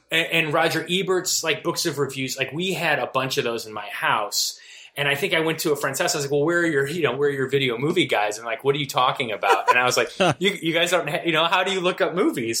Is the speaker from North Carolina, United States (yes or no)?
no; Valparaiso, Indiana, United States; moved away as an adult; also born or lived in New York; I grew up in Valparaiso, Indiana, which is a is a college town